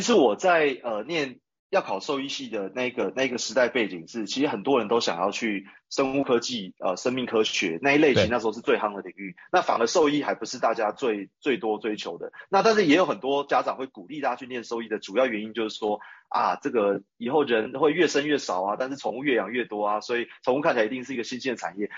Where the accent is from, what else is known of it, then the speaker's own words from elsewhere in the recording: Taipei, Taiwan; 我是一个 是一个从小在台北长大的一个都市人